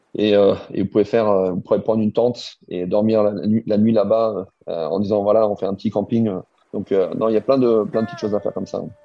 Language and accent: French; Alsace, Grand Est, France; moved away as an adult; now in Hong Kong; je viens d'Alsace